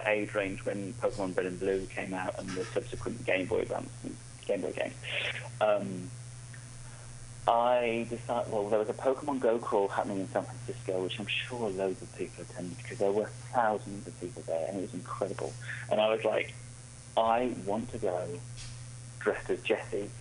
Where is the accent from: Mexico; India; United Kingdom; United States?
United Kingdom; I'm British